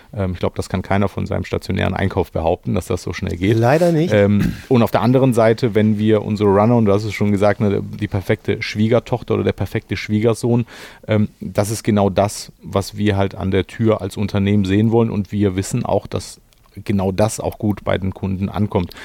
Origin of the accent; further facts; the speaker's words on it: Germany; als Deutscher